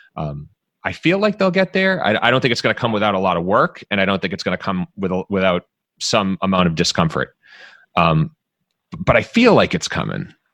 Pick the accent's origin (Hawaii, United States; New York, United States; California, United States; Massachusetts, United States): Massachusetts, United States; Dedham; also born or lived in Jamaica Plain, Boston; I grew up in Dedham